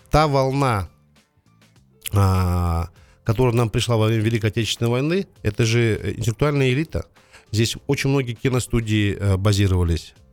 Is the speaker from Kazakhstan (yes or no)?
yes; Kazakhstan; Я не принимаю ни ту, ни ту позицию. Я казах. Для нас и Украина братский народ, и Россия.